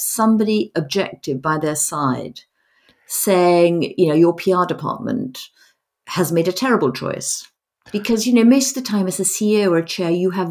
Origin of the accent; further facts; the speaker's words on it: Madrid, Community of Madrid, Spain; moved away; also born or lived in United States / London; I was brought up in Madrid